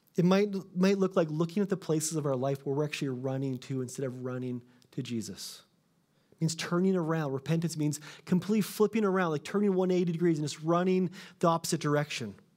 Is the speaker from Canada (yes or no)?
yes; Canada; I'm Canadian